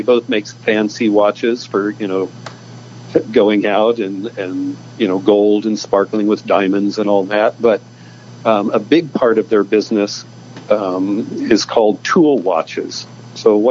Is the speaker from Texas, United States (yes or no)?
no; Decatur, Illinois, United States; also born or lived in Venice, California; now in California, United States; I'm from Illinois, and I'm from the land of Lincoln. I'm from Decatur